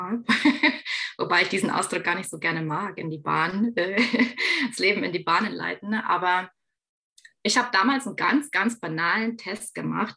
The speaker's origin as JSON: {"language": "German", "region": "Bavaria", "country": "Germany", "said": "Ich komme ja aus Bayern"}